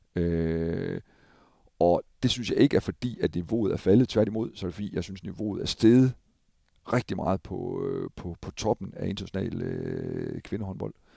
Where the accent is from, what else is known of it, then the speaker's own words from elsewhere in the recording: Thisted, North Denmark Region, Denmark; Jeg kommer selv fra Tisted af.